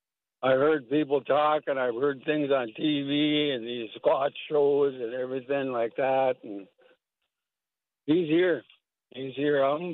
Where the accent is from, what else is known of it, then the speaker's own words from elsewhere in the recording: Fond du Lac Indian Reservation, Minnesota, United States; It means soldier. I'm from Fond du Lac Indian Reservation. It's right on the tip of Lake Superior, 30 miles west.